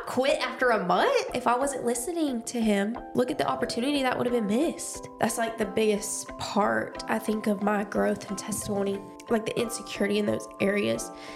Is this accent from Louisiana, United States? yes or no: no; Dothan, Alabama, United States; I was born and raised in Dothan, Alabama